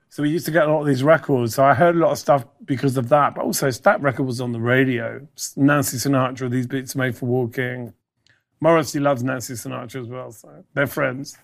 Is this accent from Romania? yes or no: no; United Kingdom; also born or lived in Ireland; I'm a Brit, so I, Brit Irish.